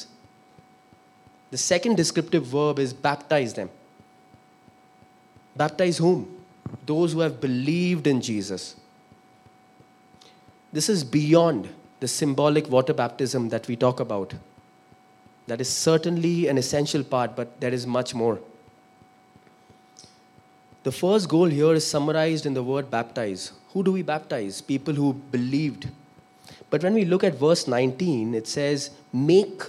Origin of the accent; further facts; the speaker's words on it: Kolkata, West Bengal, India; also born or lived in Sindh / Pune; I come from Calcutta.